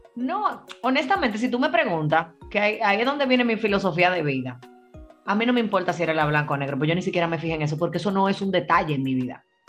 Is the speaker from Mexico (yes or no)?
no; Dominican Republic; yo soy dominicana